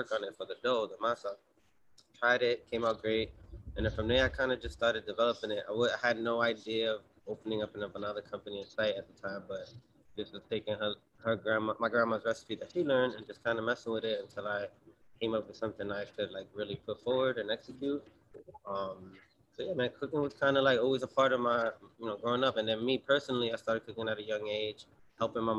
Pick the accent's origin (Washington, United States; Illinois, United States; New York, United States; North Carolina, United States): New York, United States; New York City; also born or lived in East Harlem; I'm a Bronx dude. I'm born and raised in the Bronx, moved around numerous neighborhoods my whole life